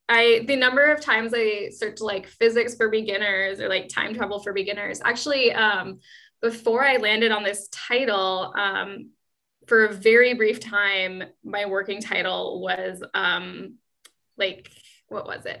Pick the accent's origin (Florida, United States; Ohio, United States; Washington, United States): Washington, United States; Seattle; moved away as an adult; now in Amsterdam, Netherlands; i've only ever lived in seattle before i moved to mm-hmm. amsterdam